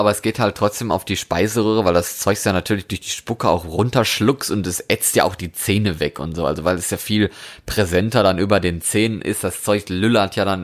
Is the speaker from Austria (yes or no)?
no; Norway; also ich komme ja quasi aus Norwegen. Ich habe da lange gewohnt, das wissen die Leute, die uns regelmäßig hören.